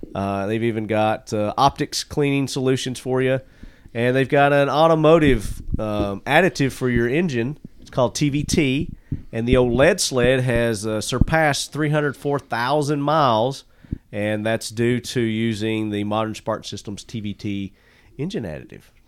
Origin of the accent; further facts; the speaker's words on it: Murfreesboro, Tennessee, United States; my hometown here, Murfreesboro